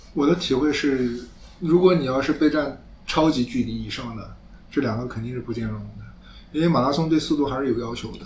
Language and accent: Chinese; Anhui, China; 开元龙跟我都是安徽人嘛